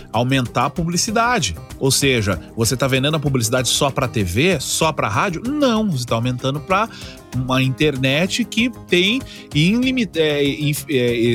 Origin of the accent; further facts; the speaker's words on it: Porto Alegre, Rio Grande do Sul, Brazil; accent: Porto Alegre; eu tinha muito problema do porto-alegrês Cara, eu ainda falo um pouco do Porto Alegreza, mas um pouco bem menos.